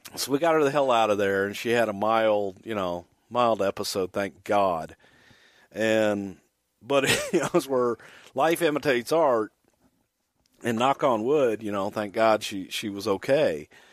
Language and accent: English; Houston, Texas, United States; also born or lived in El Paso, Texas; I was born in El Paso, grew up in Houston